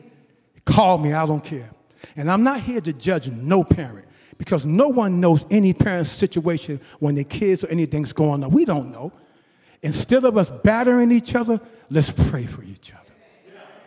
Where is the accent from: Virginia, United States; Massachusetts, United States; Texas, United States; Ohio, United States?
Massachusetts, United States; Boston; now in Mountain View, United States; I had a great church growing up in Boston.